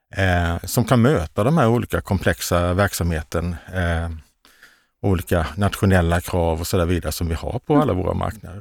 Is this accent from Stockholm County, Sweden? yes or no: no; Karlskrona, Blekinge, Sweden; moved away; also born or lived in Västergötland; jag är ju från Blekinge, mm. Karlskrona